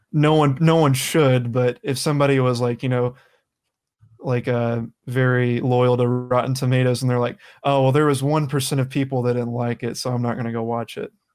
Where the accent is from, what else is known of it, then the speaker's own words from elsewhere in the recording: the South, United States; I come from the South